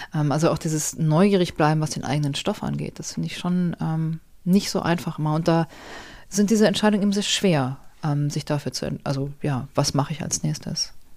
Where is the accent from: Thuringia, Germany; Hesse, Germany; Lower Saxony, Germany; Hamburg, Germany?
Hamburg, Germany; Ich bin ja so in Hamburg aufgewachsen